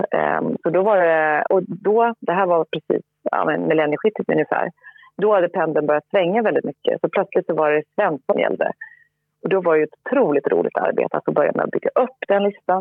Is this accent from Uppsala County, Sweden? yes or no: no; Linköping, Östergötland, Sweden; moved away as an adult; also born or lived in France; jag växte upp i Linköping eh, med föräldrar som inte alls var inne i den här branschen.